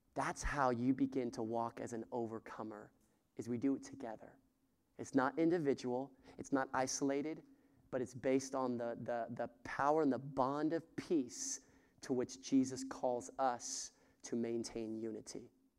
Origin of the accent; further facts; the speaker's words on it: the West, United States; I'm from the West.